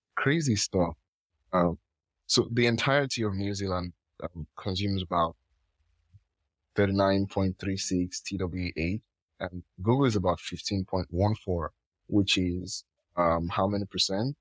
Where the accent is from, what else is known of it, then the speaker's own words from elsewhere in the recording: Nigeria; I'm from Nigeria